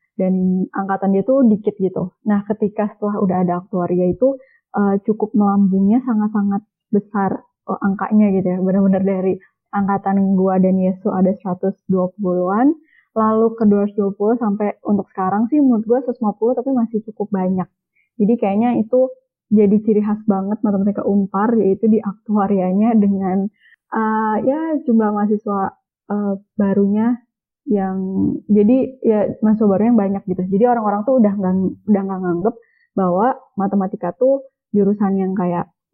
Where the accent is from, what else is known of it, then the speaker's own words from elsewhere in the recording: Cimahi, West Java, Indonesia; Cimahi sebenarnya kota Cimahi